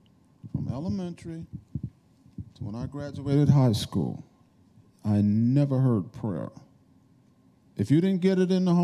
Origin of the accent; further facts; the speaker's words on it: New York, United States; I grew up in New York